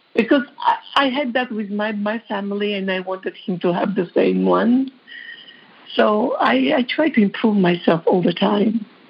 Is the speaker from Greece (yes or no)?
no; Georgia; English is a second language; moved away as an adult; also born or lived in New York; now in United States; I am from Georgia